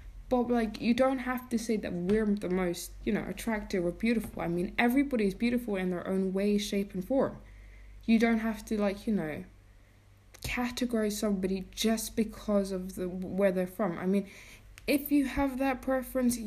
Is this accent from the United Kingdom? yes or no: yes; England, United Kingdom; now in Iceland; I grew up in England